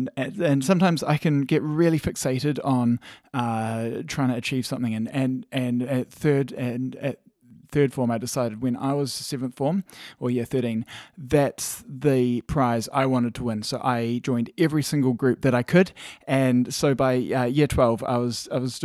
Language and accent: English; Christchurch, Canterbury, New Zealand; also born or lived in Calgary, Canada; I grew up in Shirley, Christchurch, so went to Shirley Primary School and Banks Ave, and then Chisnawood Intermediate.